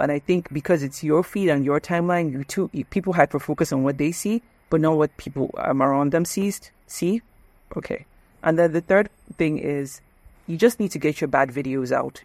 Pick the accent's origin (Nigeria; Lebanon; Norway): Nigeria; moved away as an adult; also born or lived in United States; I'm Nigerian